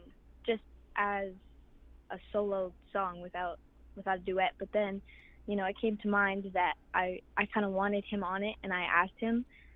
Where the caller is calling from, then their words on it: New York, United States; Home reservation of Wakusetsnet, right on the border of Canada and America, New York and Ontario.